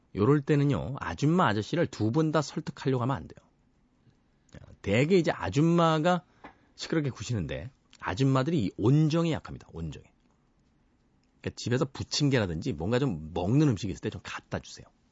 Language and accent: Korean; South Korea; 우린 대한민국이라는 나라에서 태어나서 살아가면서